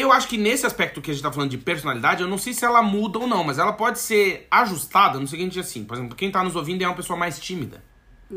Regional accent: South Region, Brazil; moved away as an adult; Ou a gente que é do Sul

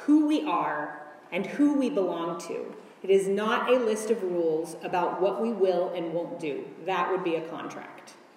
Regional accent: United States; As an American woman in the 21st century

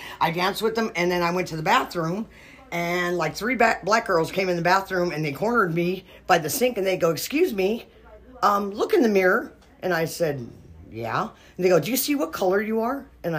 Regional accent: North Dakota, United States; now in California, United States; Originally North Dakota, but I moved here in 1964, so I say I'm from Cali.

